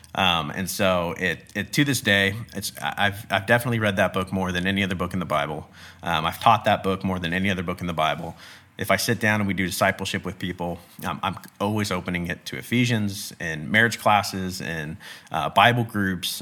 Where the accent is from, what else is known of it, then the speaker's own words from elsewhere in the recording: Bakersfield, California, United States; I'm California born and raised, I was born in the Central Valley in Bakersfield